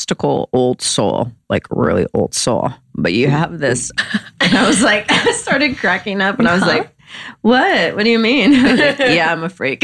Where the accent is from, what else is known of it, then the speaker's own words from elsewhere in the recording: the Bible Belt, United States; I grew up in the Bible Belt